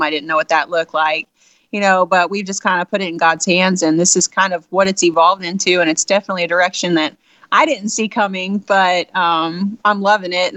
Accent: Southeast Missouri, United States; we're from Southeast Missouri

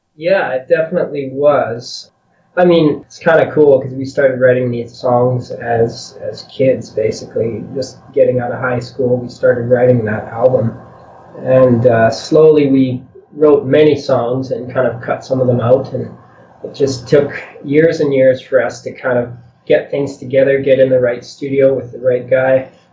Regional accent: a little town west of Edmonton, Alberta, Canada; we live west of Edmonton, but we work in the city often

